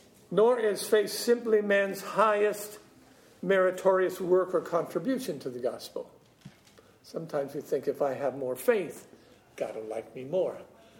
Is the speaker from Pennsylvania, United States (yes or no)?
no; California, United States; Well, I'm from California, and it's been nice, and man, it's so stuffy in this room.